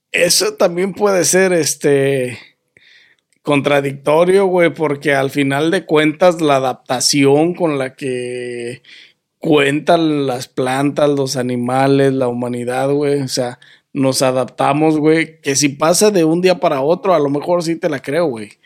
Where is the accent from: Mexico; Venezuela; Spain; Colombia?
Mexico; soy mexicano